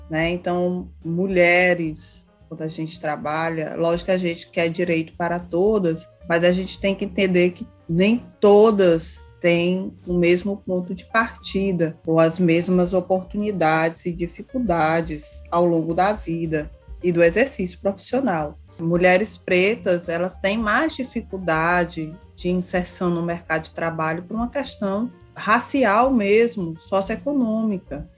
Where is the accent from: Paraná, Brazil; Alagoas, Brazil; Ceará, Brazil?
Ceará, Brazil; Sou do Ceará